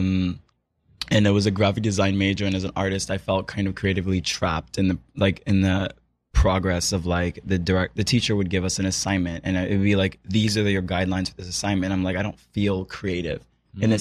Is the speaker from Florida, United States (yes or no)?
no; Philadelphia, Pennsylvania, United States; moved away as an adult; now in Brooklyn, United States; I'm from Philadelphia originally, and I've been living in Brooklyn for about 6 years now.